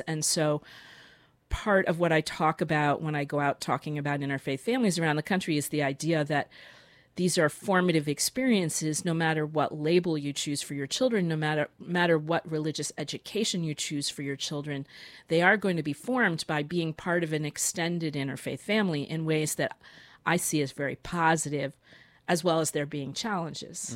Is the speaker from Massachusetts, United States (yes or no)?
yes; Boston, Massachusetts, United States; moved away; I'm, I'm from Boston, and that's where my father is.